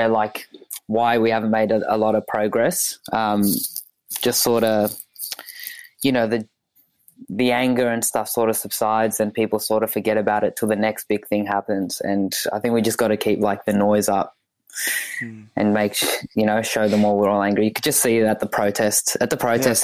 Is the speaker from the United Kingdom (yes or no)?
no; Australia; also born or lived in Ethiopia; I was born there. Came here in 2004